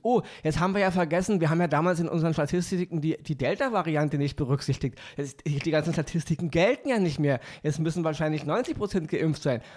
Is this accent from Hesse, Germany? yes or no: no; Berlin, Germany; ich komme aus Berlin